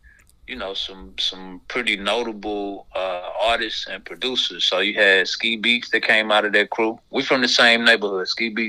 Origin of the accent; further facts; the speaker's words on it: Greensboro, North Carolina, United States; I am from Greensboro, North Carolina, a small, yet pretty well-known neighborhood. It's called Douglas Park, but it's right over there off of Martin Luther King. That's where I was born and raised.